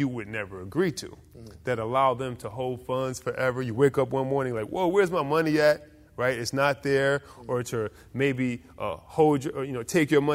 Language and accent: English; Detroit, Michigan, United States; moved away; also born or lived in Newark, New Jersey / Orlando, Florida; I grew up in Detroit, Michigan.